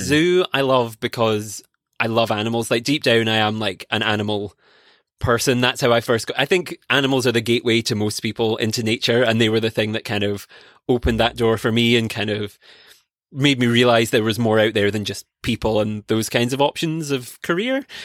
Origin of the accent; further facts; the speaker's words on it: Scotland, United Kingdom; I grew up in Scotland